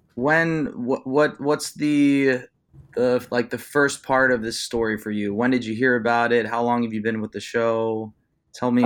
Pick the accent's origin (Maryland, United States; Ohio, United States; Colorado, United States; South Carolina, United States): Ohio, United States; Youngstown; my hometown of Youngstown, Ohio